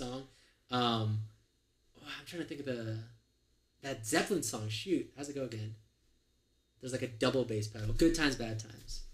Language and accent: English; California, United States; I grew up in California